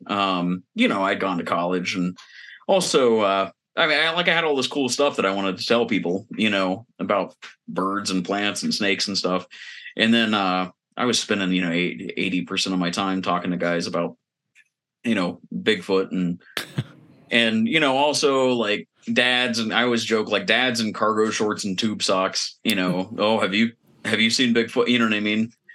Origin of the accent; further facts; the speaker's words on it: Eastern Ohio, United States; I grew up in Eastern Ohio